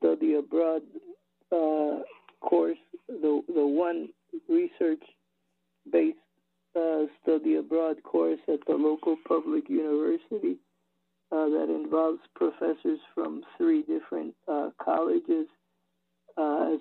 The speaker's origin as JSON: {"language": "English", "country": "Puerto Rico", "also_born_or_lived": "United States / Mexico / Canada / Spain", "moved": "as an adult", "said": "I'm from Puerto Rico, and I studied in Puerto Rico, in the United States, in Mexico, and in Canada"}